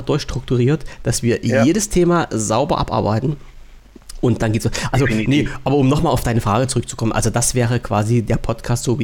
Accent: East Germany, Germany; ich als Ossi darf das ja sagen.

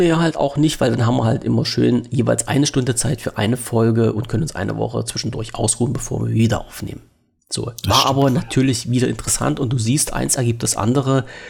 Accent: Germany; als Deutscher

